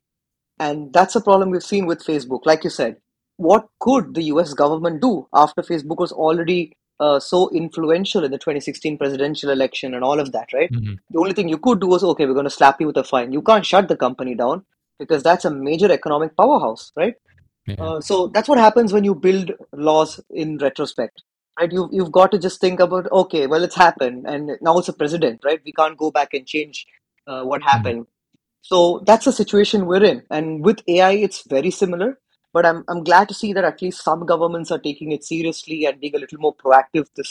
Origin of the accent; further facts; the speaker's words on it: India; I come from India